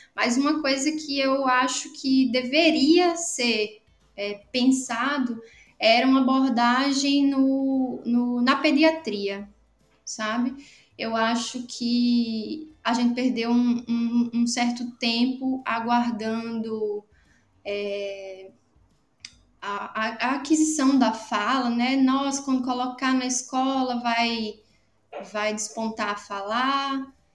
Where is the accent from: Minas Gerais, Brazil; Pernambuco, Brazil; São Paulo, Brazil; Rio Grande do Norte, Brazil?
Rio Grande do Norte, Brazil; Natal; moved away as an adult; also born or lived in Paraíba; eu sou de Natal, no Rio Grande do Norte. É, nasci e hoje moro aqui, depois de alguns anos morando fora